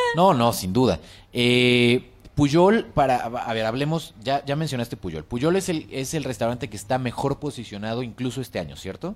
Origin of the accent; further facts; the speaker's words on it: Mexico; la cocina eh, tradicional mexicana se aprende de generación en generación